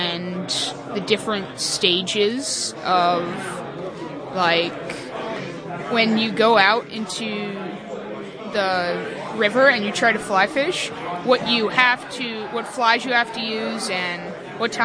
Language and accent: English; Orange County, New York, United States; I am from Orange County next to Middletown.